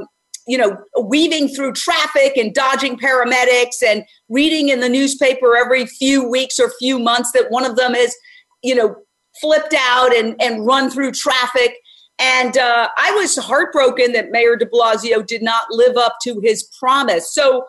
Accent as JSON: {"language": "English", "town": "New York City", "region": "New York", "country": "United States", "tie": "born or raised there", "moved": "as an adult", "lives_now": "California, United States", "said": "I grew up in Midtown Manhattan."}